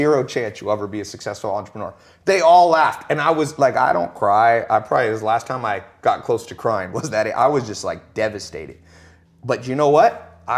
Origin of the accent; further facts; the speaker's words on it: Long Beach, California, United States; born there; I was born in Long Beach, Compton kind of area, and never was around anybody who would make 100 grand a year.